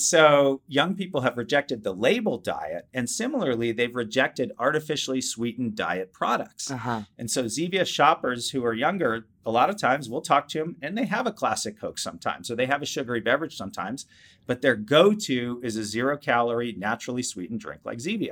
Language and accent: English; Cambridge, Massachusetts, United States; I grew up in the Boston area in Cambridge, Massachusetts